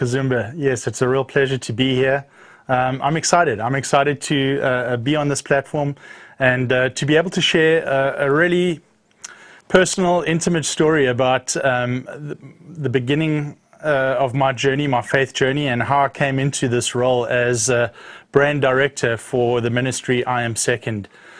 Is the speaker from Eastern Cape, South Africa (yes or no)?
yes; East London, Eastern Cape, South Africa; Born and raised in South Africa, grew up in a little town called East London, which is on the east coast of South Africa, right on the coastline, beautiful beaches. And I was raised there